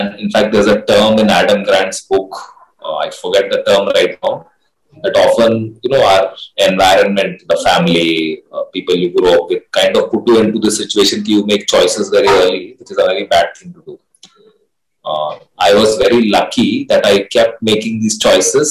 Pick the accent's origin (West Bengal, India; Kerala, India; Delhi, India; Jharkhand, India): Jharkhand, India; Ranchi; the place that I grew up and I come from, right? I come from Ranchi, which is now Jharkhand, earlier Bihar